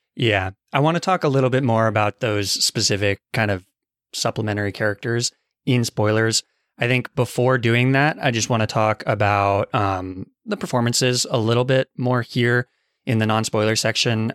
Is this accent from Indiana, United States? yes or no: no; Arizona, United States; moved away; I'm from Arizona